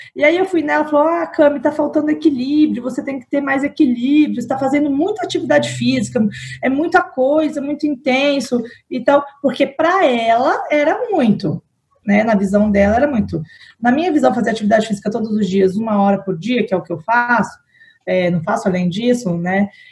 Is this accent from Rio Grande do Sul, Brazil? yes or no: no; São Paulo, Brazil; now in Vitória, Brazil; sou paulistana, mas moro em Vitória